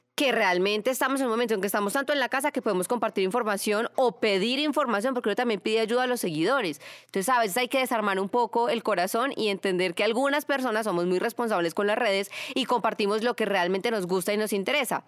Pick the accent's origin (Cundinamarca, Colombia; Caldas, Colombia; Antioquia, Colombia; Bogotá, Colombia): Caldas, Colombia; Manizales; moved away; yo soy de Manizales, y hay una sillita donde siempre me sentaba con mis abuelitos en un barrio que se llama La Francia, en Manizales